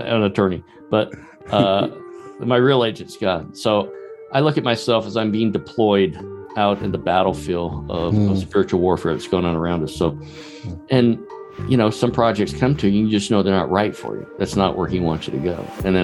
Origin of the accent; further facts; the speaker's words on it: Charleston, South Carolina, United States; I grew up in Charleston, South Carolina, just a long way from Hollywood